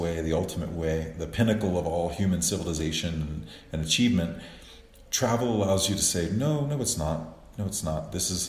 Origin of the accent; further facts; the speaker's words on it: New Orleans, Louisiana, United States; now in Cuenca, Ecuador; I'm from the South. I'm from New Orleans originally